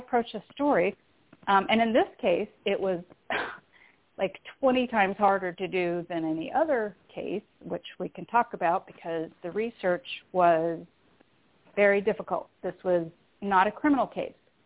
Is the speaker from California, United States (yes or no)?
yes; San Diego, California, United States; also born or lived in Canada / North Adams, Massachusetts; I was born in Canada, but I consider San Diego my hometown because that's where I grew up